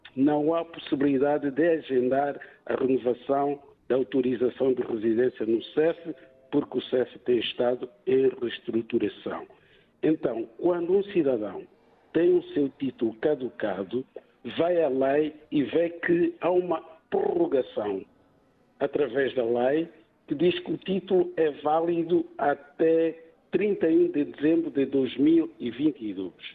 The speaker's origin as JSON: {"language": "Portuguese", "country": "Mozambique", "moved": "yes", "lives_now": "Portugal", "said": "uma vez que sou moçambicano"}